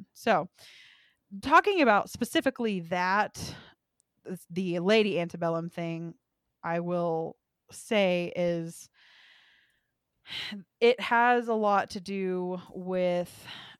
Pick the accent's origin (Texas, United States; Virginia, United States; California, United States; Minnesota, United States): Texas, United States; now in Colorado, United States; I'm from Texas